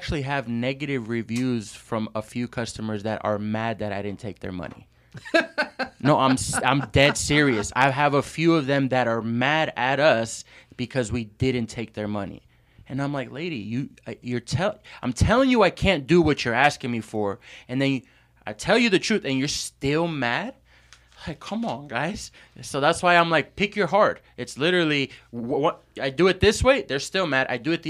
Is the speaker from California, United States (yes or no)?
yes; San Pedro, California, United States; also born or lived in New York; But I was primarily raised in LA, in San Pedro, California. And that's where I kind of grew up